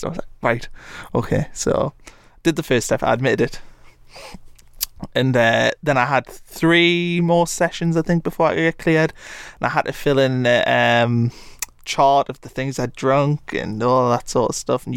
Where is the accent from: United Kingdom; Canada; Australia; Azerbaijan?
United Kingdom; Blyth, North East England; also born or lived in Atlanta, Georgia; I'm from Blyth, Northumberland